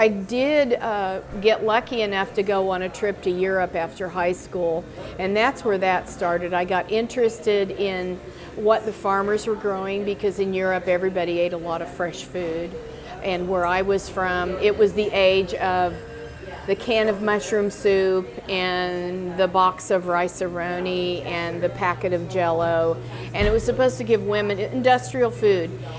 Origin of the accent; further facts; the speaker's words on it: Hays, Kansas, United States; now in Farmville, United States; I grew up in Hays, Kansas, Ellis County, Kansas, which is west central Kansas